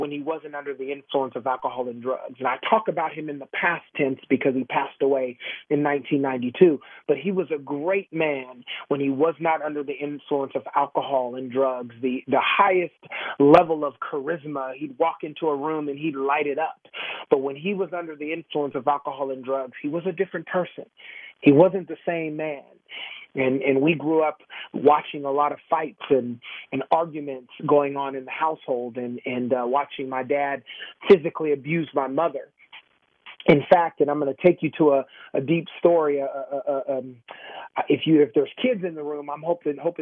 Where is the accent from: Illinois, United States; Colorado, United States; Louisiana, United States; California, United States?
California, United States; Sacramento; I grew up in Sacramento